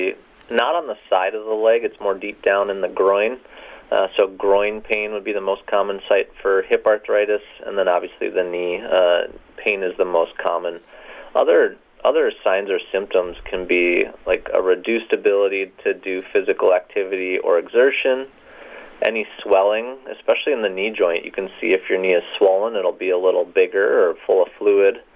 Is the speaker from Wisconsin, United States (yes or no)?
yes; Rhinelander, Wisconsin, United States; moved away as an adult; also born or lived in Madison, Wisconsin / Kalamazoo, Michigan; I was born and raised in Rhinelander, Wisconsin